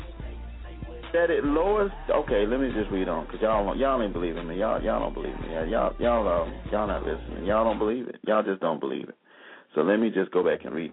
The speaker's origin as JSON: {"language": "English", "town": "Selma", "region": "Alabama", "country": "United States", "tie": "born or raised there", "said": "Growing up in Selma, Alabama, which is my hometown"}